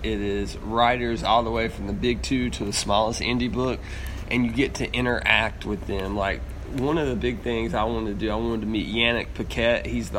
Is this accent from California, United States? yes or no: no; Charlotte, North Carolina, United States; my hometown of Charlotte, North Carolina